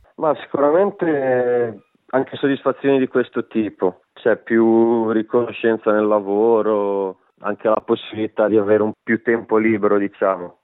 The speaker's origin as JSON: {"language": "Italian", "region": "Liguria", "country": "Italy", "moved": "as an adult", "lives_now": "Western Australia, Australia", "said": "sono ligure"}